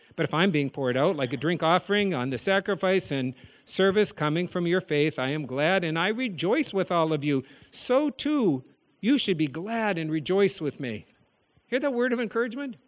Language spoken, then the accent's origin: English; the Dakotas, United States; As a child growing up in the Dakotas